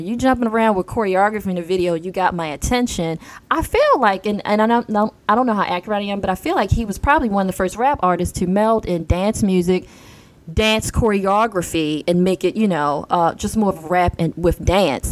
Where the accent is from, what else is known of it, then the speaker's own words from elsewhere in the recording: Baltimore, Maryland, United States; I'm a girl from Baltimore who dreamed of producing her own show, and here we are. I'm in sunny Baltimore.